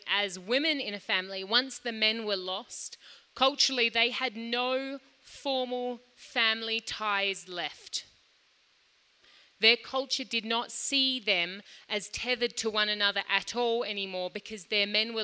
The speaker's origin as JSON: {"language": "English", "country": "Australia", "tie": "born or raised there", "moved": "yes", "lives_now": "Lilongwe, Malawi", "said": "I grew up in Australia"}